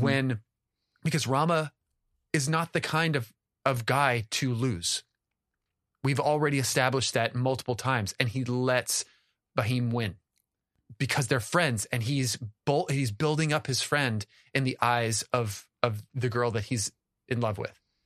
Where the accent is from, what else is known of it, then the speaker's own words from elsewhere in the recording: United States; as an American